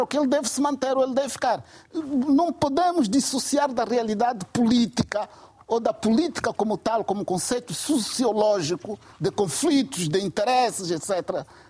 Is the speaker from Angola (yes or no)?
yes; Cabinda, Angola; Nasci, vivi e cresci em Cabinda